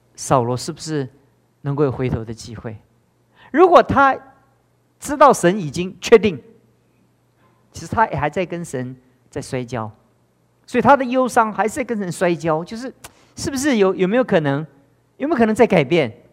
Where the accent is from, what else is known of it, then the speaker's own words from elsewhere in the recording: Taiwan; 我们台湾也越来越像这样，跟中国大陆一样